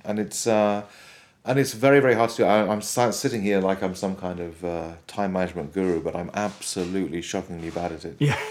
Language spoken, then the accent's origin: English; Wales, United Kingdom; Where I grew up in Wales, there was a lot of fantastic government support for music education